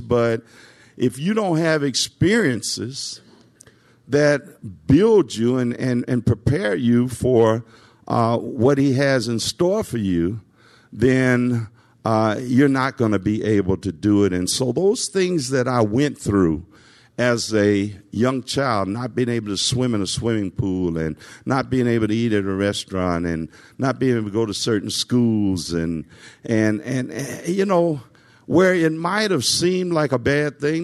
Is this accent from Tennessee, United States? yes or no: yes; Nashville, Tennessee, United States; I grew up in Nashville.